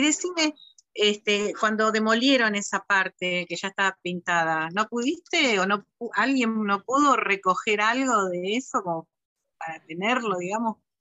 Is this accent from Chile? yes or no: no; Argentina; llegamos los argentinos